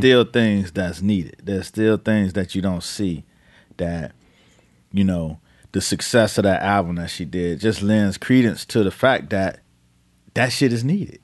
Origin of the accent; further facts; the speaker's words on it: Miami, Florida, United States; I'm from Miami in the crack era